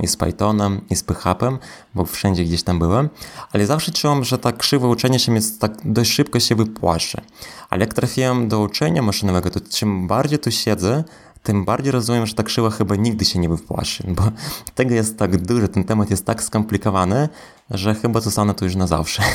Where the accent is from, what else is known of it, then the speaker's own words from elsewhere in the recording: Belarus; now in Poland; wychowałem się e, w Białorusi